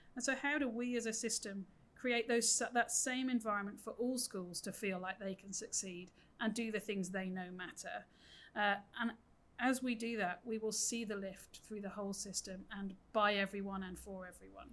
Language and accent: English; United Kingdom; moved away as an adult; now in New South Wales, Australia; as my accent gives away, I grew up in the UK